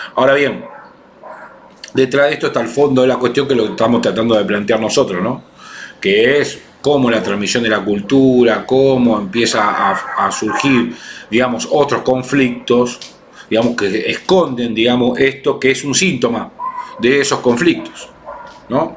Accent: Argentina

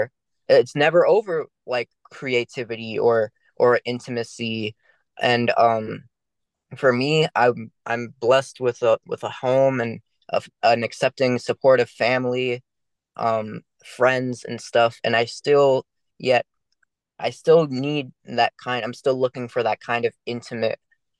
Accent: Maryland, United States; I grew up in Maryland. I didn't have a lot of friends

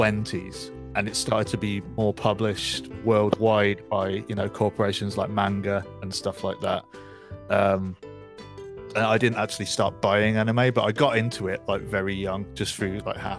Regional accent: West Midlands, United Kingdom; moved away as an adult; now in London, United Kingdom; I grew up just outside of Birmingham in the Midlands. I moved to London after I went to uni. So I've been here, since like 2013.

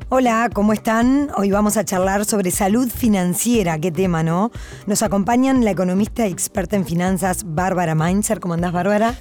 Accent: Uruguay; como uruguayos somos una sociedad

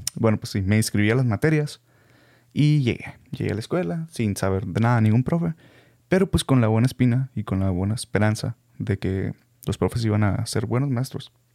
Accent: Hermosillo, Sonora, Mexico; first language Spanish; los que somos de Hermosillo

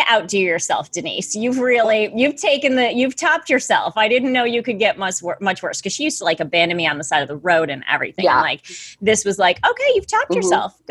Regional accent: Middletown, Connecticut, United States; I'm from Middletown, Connecticut

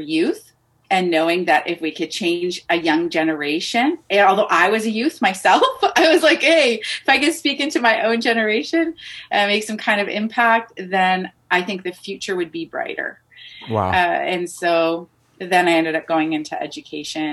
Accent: Canada; I was born into a Lebanese family, but I'm born and raised in Canada. So I'm first generation Canadian

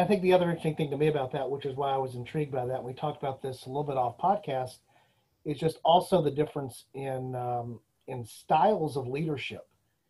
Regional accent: Houston, Texas, United States; my hometown Houston

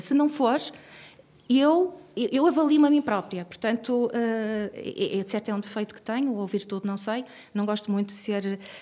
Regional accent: Vizela, Norte, Portugal; moved away as an adult; also born or lived in Guimarães / Porto; now in Braga, Portugal; crescia em Vizela

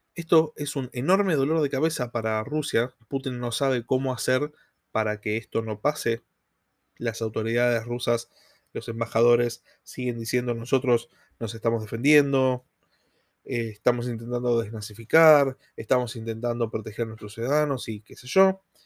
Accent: Argentina

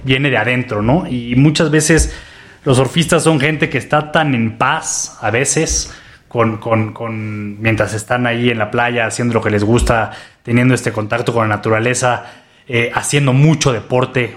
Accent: Mexico City, Mexico; also born or lived in Australia; yo como, chilango

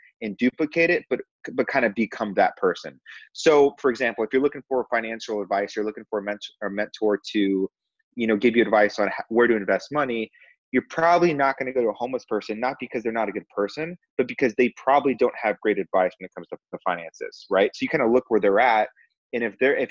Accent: Corona, California, United States; I grew up in Southern California, a town called Corona

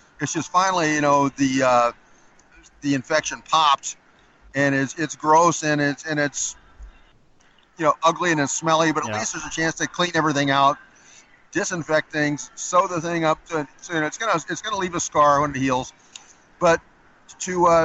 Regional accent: Southwest Kansas, United States; I grew up in Southwest Kansas

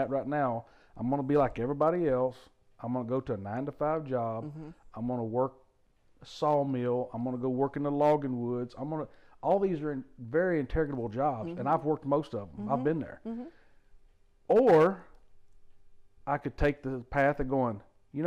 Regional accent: Louisiana, United States; I grew up in Louisiana

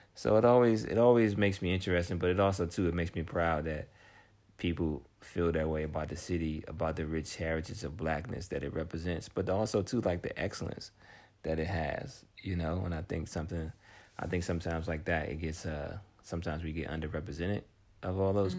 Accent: Washington, District of Columbia, United States; I'm from Washington, D.C., D.C. proper

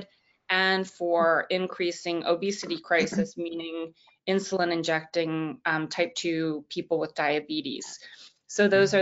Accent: Washington, District of Columbia, United States; Washington, D.C., which is my hometown

